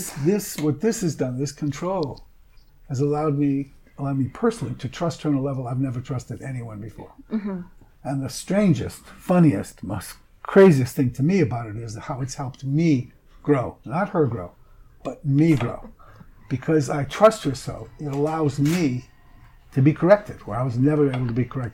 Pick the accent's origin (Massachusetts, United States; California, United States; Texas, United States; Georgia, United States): Massachusetts, United States; Boston; I'm from Boston